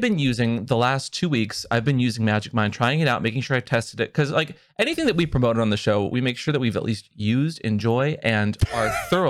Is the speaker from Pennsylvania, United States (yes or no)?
no; Seattle, Washington, United States; I grew up in Seattle, and Tacoma's kind of always like a little far out there.